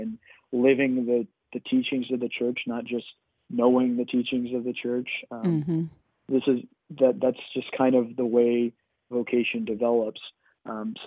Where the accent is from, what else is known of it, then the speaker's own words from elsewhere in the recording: College Station, Texas, United States; also born or lived in Minnesota; I grew up there in College Station. We moved back to Bryan College Station when I was about 4 years old